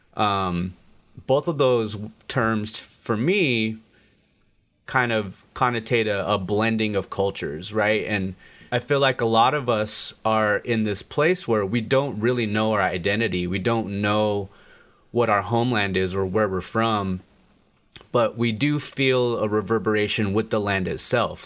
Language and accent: English; Colorado, United States; growing up in Colorado in America, in a very Americanized family